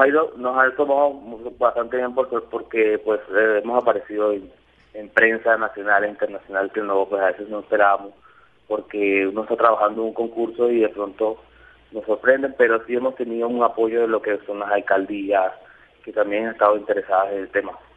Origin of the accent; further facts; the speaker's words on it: Barranquilla, Atlántico, Colombia; yo soy barranquillero, yo estoy en Barranquilla